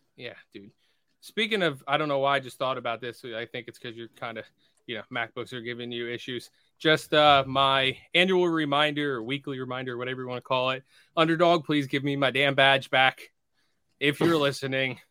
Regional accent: the Poconos, Pennsylvania, United States; moved away; I grew up in the Poconos

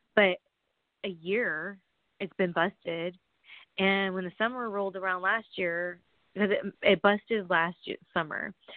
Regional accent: Southern California, United States; I'm from California, SoCal, I'm from like the 909

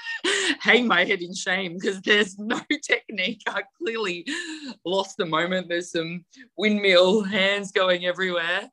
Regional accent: New South Wales, Australia; in my hometown area, so I had a lot of family and friends that are all there

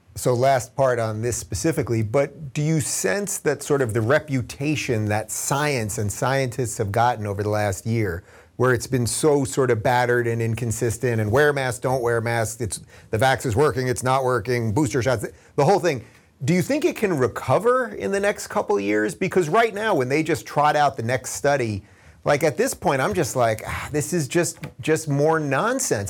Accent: Long Island, New York, United States; growing up on Long Island

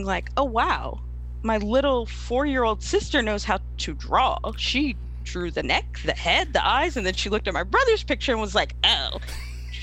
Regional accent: Knightdale, North Carolina, United States; also born or lived in Raleigh, North Carolina; I'm from Knightdale, North Carolina, born and raised, kind of born in Raleigh, raised in Knightdale

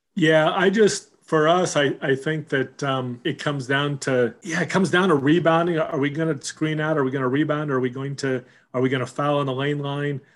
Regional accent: Huntington Beach, California, United States; growing up in Huntington Beach

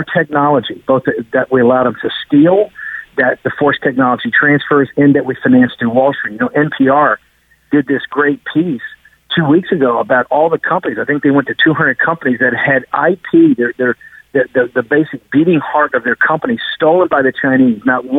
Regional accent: United Kingdom; As being British, you know that's really what started the 200 years of humiliation.

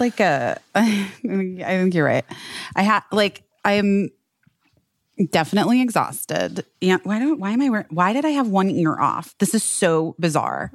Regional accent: Arizona, United States; moved away; also born or lived in Southern California; I grew up in Arizona

